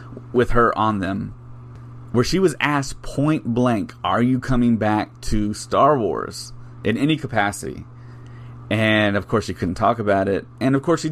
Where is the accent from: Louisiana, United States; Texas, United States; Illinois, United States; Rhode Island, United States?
Texas, United States; South; I'm from South Texas